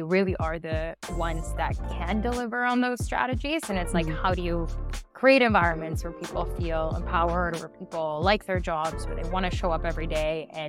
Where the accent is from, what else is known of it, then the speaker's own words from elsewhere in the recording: Winnipeg, Manitoba, Canada; also born or lived in Argentina / Toronto; I was born in Argentina, went to Canada when I was 9, and was actually in Winnipeg, Manitoba, kind of in the center of Canada.